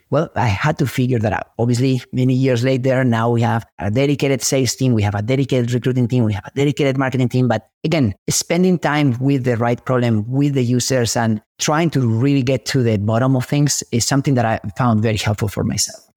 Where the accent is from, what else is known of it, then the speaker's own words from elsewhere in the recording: Spain; now in Silicon Valley, United States; I'm an immigrant from Spain who moved to Silicon Valley chasing a dream